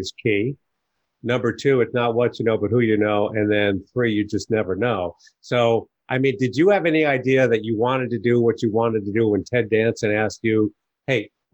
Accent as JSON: {"language": "English", "region": "New York", "country": "United States", "tie": "born or raised there", "moved": "yes", "lives_now": "Chicago, United States", "said": "I was born and raised in New York"}